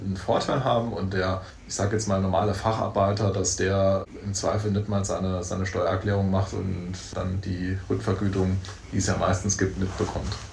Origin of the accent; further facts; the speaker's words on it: St. Wendel district, Saarland, Germany; Also ich komme aus dem Landkreis St. Wendel.